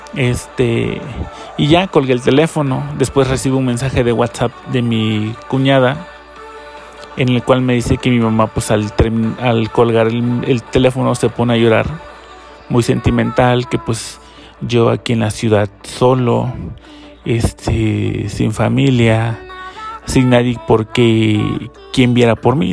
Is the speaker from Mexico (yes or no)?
yes; Chiapas, Mexico; now in Mexico City, Mexico; yo soy del estado de Chiapas